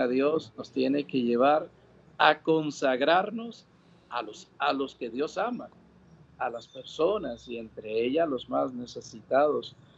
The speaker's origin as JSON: {"language": "Spanish", "country": "Dominican Republic", "tie": "born or raised there", "also_born_or_lived": "New York, United States / Puerto Rico", "moved": "yes"}